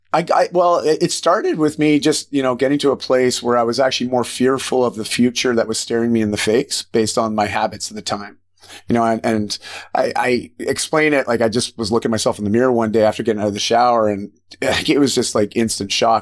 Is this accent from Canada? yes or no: yes; just outside of Toronto, Ontario, Canada; moved away as an adult; I grew up just outside of Toronto in, in Ontario